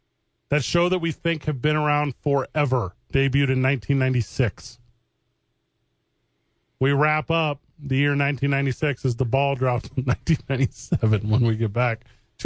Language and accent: English; East St. Louis, Illinois, United States; I grew up in East St. Louis